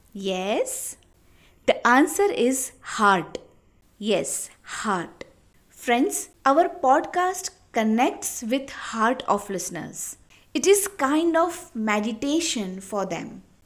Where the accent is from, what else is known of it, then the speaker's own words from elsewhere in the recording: India; I am from India.